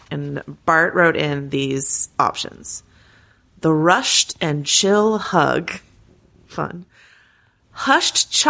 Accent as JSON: {"language": "English", "region": "Arkansas", "country": "United States", "tie": "born or raised there", "said": "When I was growing up in Arkansas, I never knew a single Ardoin, but down here in Louisiana, they are everywhere, anywhere."}